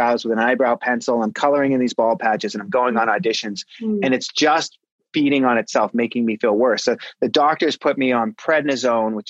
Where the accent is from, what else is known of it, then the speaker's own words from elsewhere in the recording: Pembroke, Massachusetts, United States; I grew up in the South Shore of Boston, Massachusetts, a little town called Pembroke, Massachusetts